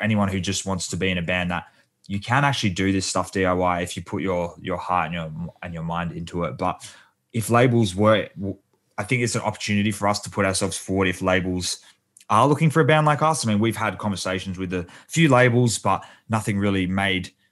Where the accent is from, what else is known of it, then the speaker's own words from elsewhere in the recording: Perth, Western Australia, Australia; We're from Perth.